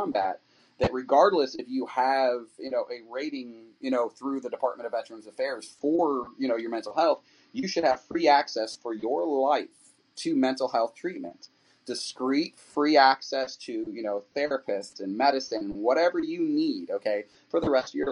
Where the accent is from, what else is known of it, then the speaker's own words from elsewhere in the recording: New York City, New York, United States; I'm a New Yorker by birth, so I grew up in and out of New York City my entire life. That's where I'm from